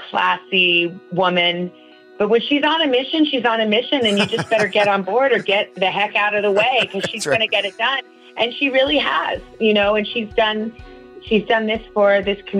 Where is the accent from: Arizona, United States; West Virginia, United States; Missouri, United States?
Arizona, United States; moved away; I grew up in Arizona